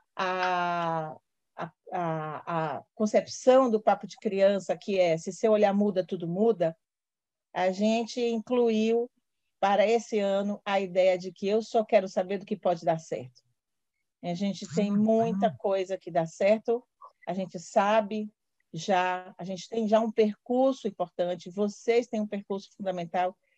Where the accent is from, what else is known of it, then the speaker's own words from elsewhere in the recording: Bahia, Brazil; accent: baiano; Eu sou uma mulher parda, tenho um sotaque baiano